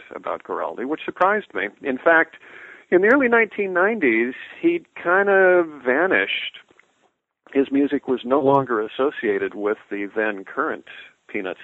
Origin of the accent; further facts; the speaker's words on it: Southern California, United States; I grew up in Southern California, born in 1955